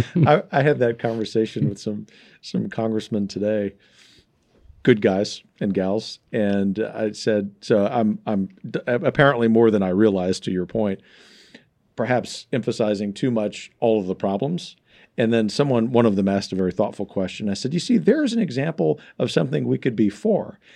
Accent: Gulf Coast, United States; growing up on the Gulf Coast where I've seen the, the, the bayou in my home city flow backwards during hurricane

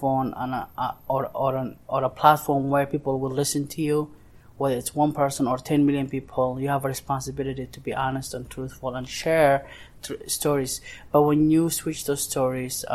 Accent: Mogadishu, Banadir, Somalia; English is a second language; now in Lancaster, United States; I was born and raised in Mogadishu, which is the capital of Somalia.

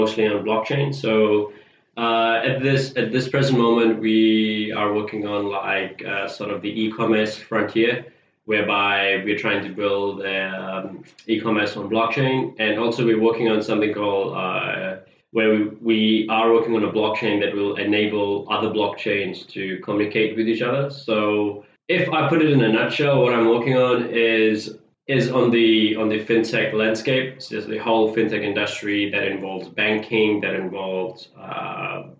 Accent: Fiji; now in New Zealand; I'm originally from Fiji. When I came to New Zealand, I started off as a paper distributor

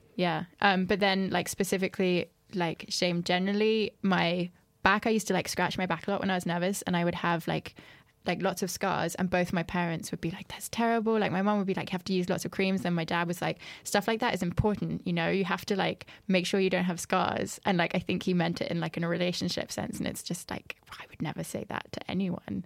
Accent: France; moved away; I grew up in France

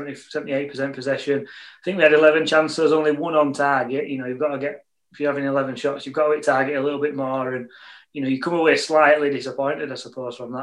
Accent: Yorkshire and the Humber, United Kingdom; As a Yorkshireman, I'm far too tight to pay 10 quid to iFollow.

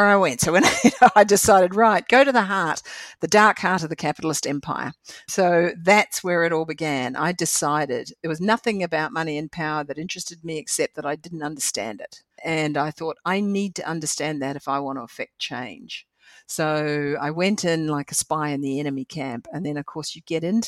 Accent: New Zealand; I'm a Kiwi girl

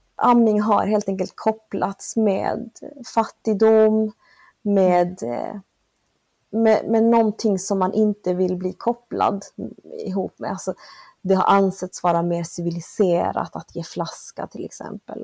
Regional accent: Malmö, Skåne, Sweden; moved away as an adult; also born or lived in Argentina / Northern Norway; Jag växte upp här i Malmö. Jag är född i Sydamerika, i Argentina, av bolivianska föräldrar

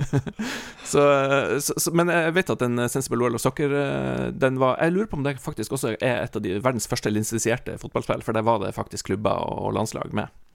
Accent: Northern Norway, Norway; der jeg vokste opp, Nord-Norge

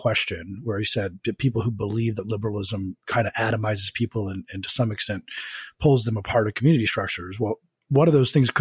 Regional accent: Colorado, United States; now in Washington, D.C., United States; I was born in Colorado

